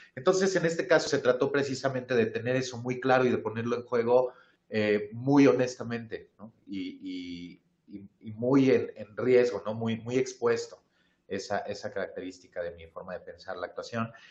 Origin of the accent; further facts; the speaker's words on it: Mexico; una identidad como mexicanos